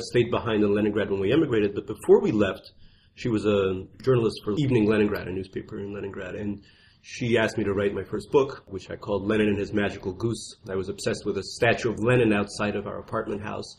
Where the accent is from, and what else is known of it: New York City, New York, United States; born or raised there; accent: Russian accent; also born or lived in Russia